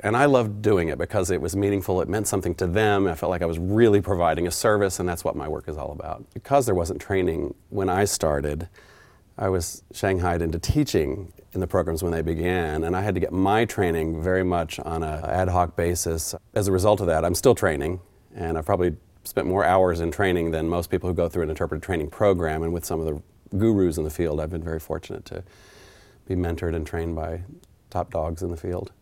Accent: Oklahoma, United States; It touches on my homeland. I'm from Oklahoma, actually.

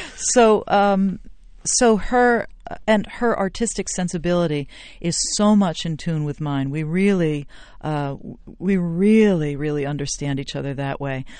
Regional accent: Princeton, New Jersey, United States; I'm from Princeton, New Jersey

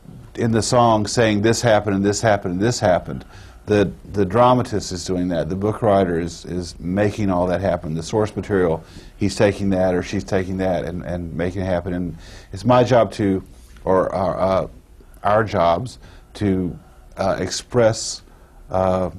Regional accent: Durham, North Carolina, United States; moved away as an adult; now in Nashville, United States; I'm originally from Durham, North Carolina

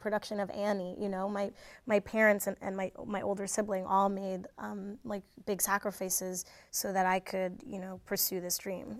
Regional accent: New Jersey, United States; I grew up in New Jersey

